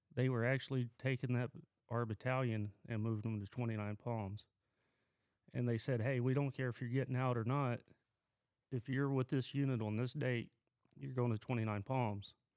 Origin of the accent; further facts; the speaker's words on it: Lawton, Oklahoma, United States; moved away as an adult; I was born and raised around Lawton, which is southwest corner of Oklahoma.